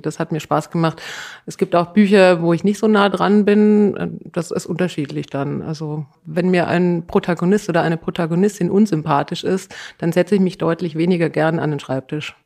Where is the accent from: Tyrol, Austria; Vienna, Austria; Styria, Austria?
Tyrol, Austria; ich komme aus Tirol.